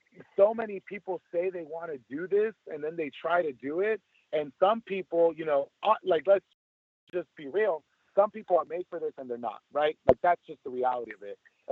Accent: El Monte, California, United States; I'm born and raised in El Monte, California

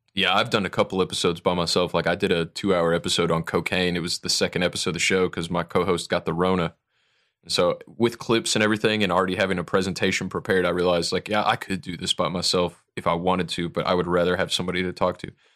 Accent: Toledo, Ohio, United States; moved away; I'm from Toledo originally, so I've been through Ohio a lot

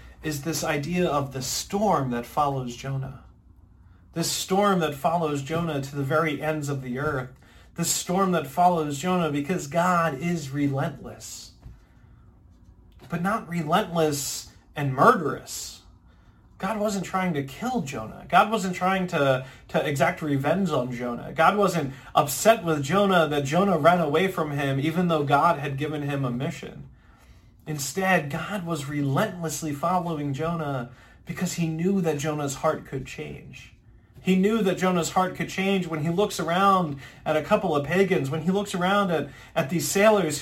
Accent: Ocean City, New Jersey, United States; moved away; I'm originally from Ocean City, New Jersey

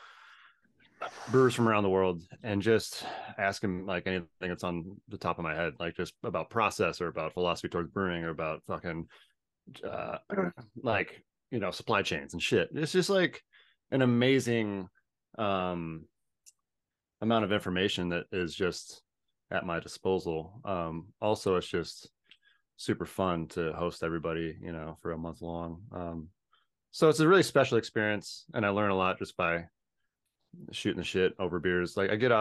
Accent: Minnesota, United States; I'm from Minnesota

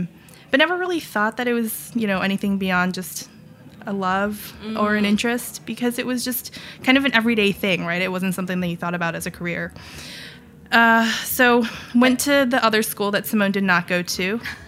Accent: North Carolina, United States; now in New York, United States; growing up in North Carolina, my mother was... So my parents came to the States in the 80s.

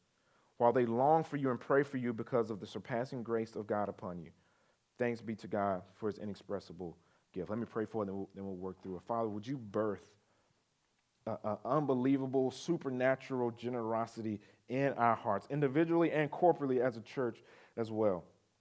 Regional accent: Chester, South Carolina, United States; A couple weeks ago, so I grew up in Chester, South Carolina.

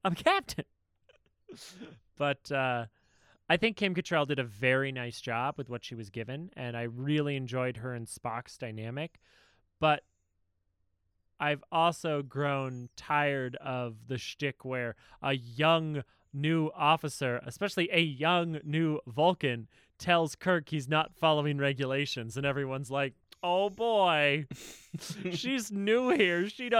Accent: Georgia, United States; I'm cold as shit out here. I'm from Georgia. I don't know how to handle this.

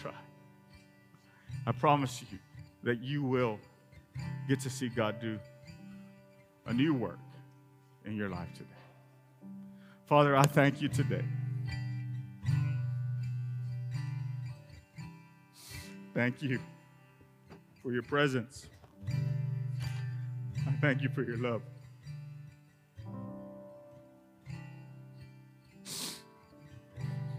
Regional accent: Rio Grande Valley, Texas, United States; moved away as an adult; now in West Texas, United States; I grew up in the Rio Grande Valley and moved here when I met my lovely bride

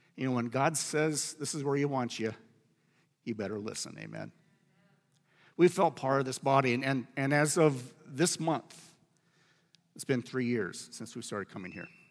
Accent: Iowa, United States; the farm that I grew up on in Iowa

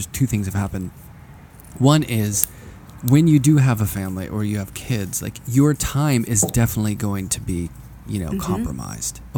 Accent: Pittsburgh, Pennsylvania, United States; moved away; I'm from Pittsburgh originally

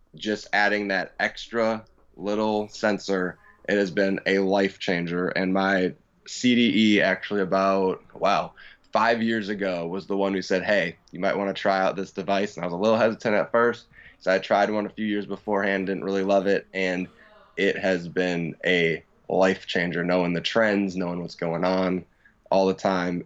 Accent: Tampa, Florida, United States; from Tampa, Florida.

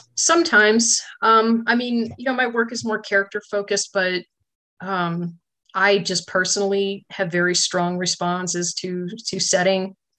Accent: Chicago, Illinois, United States; moved away as an adult; also born or lived in Michigan / Louisiana; now in Oak Ridge, United States; I grew up in the Chicago area

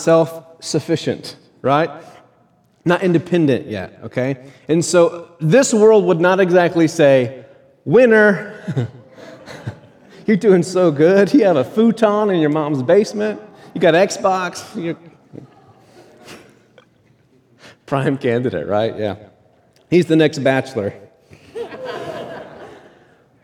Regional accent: United States; We are American

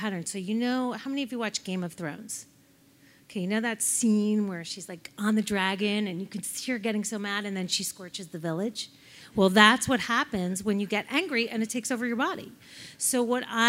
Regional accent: New York, United States; I'm from New York

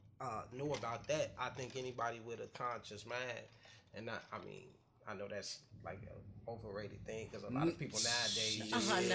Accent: Chicago, Illinois, United States; I know I'm a Chicago person.

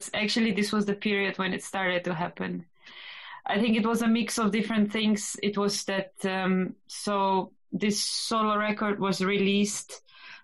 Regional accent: Slovenia; moved away as an adult; also born or lived in Groningen, Netherlands / Amsterdam, Netherlands; I come from Slovenia. I'm a pianist and a composer. I was born in a small village, and I lived there until I moved away from Slovenia.

